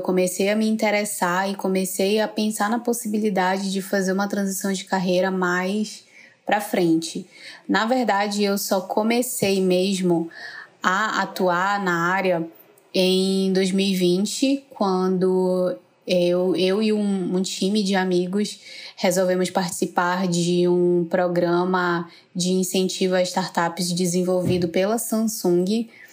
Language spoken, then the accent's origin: Portuguese; Manaus, Amazonas, Brazil; eu sou de Manaus